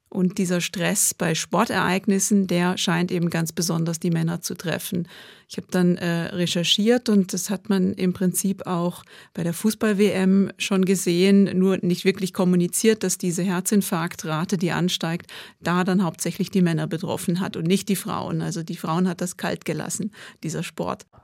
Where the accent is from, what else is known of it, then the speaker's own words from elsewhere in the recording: Switzerland; Und obwohl wir die Pandemie als Schweizer zwar die meiste Zeit in der VIP-Loge haben können verbringen, just relaxing in the Swiss Alps.